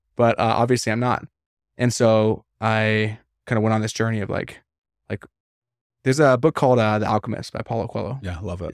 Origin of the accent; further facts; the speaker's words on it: Vancouver, British Columbia, Canada; moved away; I'm from Canada, you know I'm from Vancouver